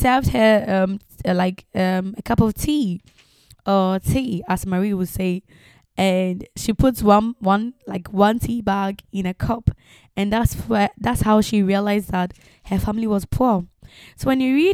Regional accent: Ghana; also born or lived in France; now in England; Ghanaians tend not to publish their age

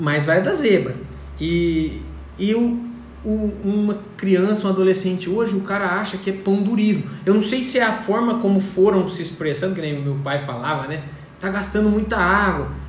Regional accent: Colina, São Paulo, Brazil; Eu moro em Colina, nasci e fui criado em Colina

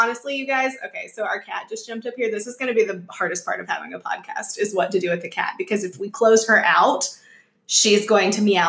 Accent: Atlanta, Georgia, United States; we're from Atlanta.

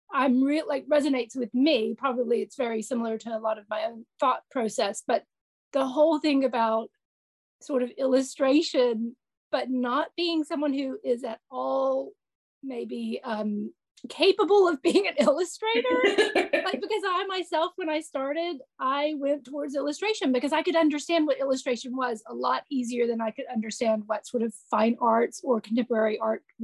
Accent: United States; I come from America

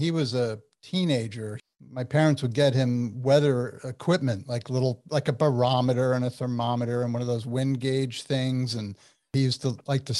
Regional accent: New Jersey, United States; You're a fellow Jerseyan

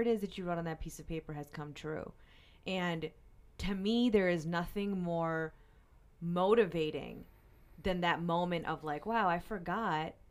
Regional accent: Pennsylvania, United States; now in Saint Louis, United States; I'm from Pennsylvania

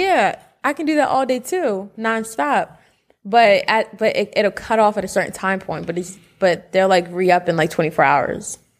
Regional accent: Willingboro, New Jersey, United States; moved away as an adult; now in Atlanta, United States; two Jersey kids

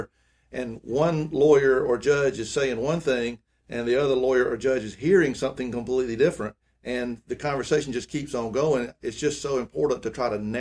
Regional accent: Greenwood, United States; growing up in Greenwood

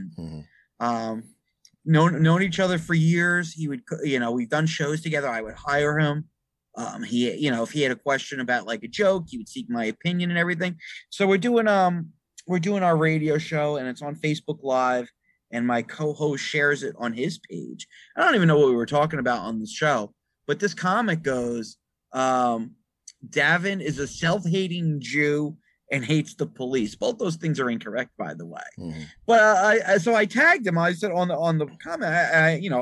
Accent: Bergen County, New Jersey, United States; I was raised in Bergen County, New Jersey

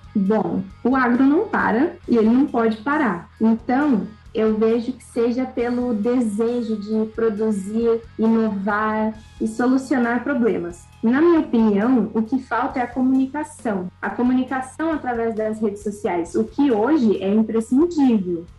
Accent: Cerqueira César, São Paulo, Brazil; born or raised there; also born or lived in Xanxerê, Santa Catarina

